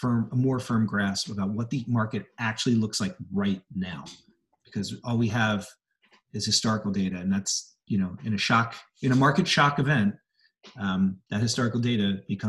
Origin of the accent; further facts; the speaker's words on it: Philadelphia, Pennsylvania, United States; I grew up in Philly also.